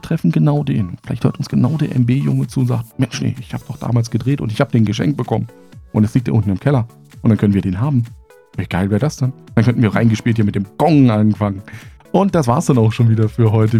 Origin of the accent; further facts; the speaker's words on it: Germany; meine Kindheit in der DDR